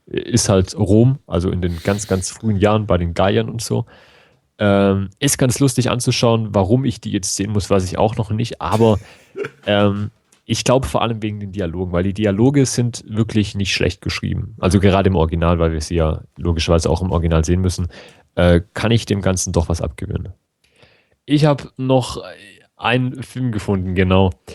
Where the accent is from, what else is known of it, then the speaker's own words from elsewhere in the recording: Germany; bei uns in Deutschland